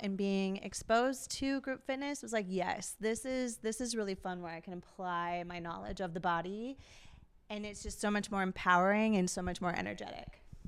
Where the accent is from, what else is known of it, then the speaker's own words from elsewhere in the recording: Minneapolis, Minnesota, United States; moved away as an adult; now in Duluth, United States; I grew up here in the Twin Cities, but I live up in Duluth